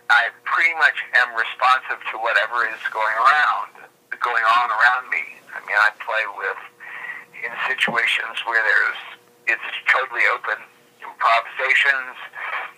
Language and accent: English; Cincinnati, Ohio, United States; moved away; I'm from Cincinnati